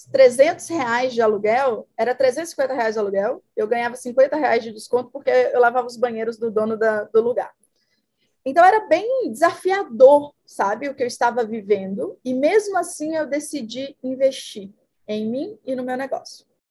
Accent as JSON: {"language": "Portuguese", "town": "Itinga", "region": "Minas Gerais", "country": "Brazil", "also_born_or_lived": "Mato Grosso do Sul", "moved": "yes", "said": "Eu sou do interior de Minas, uma cidade chamada Itinga"}